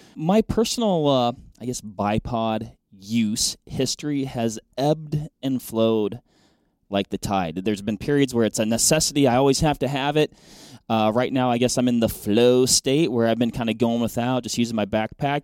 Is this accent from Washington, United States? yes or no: yes; Western Washington, United States; moved away; I grew up in Western Washington hunting blacktails, Roosevelts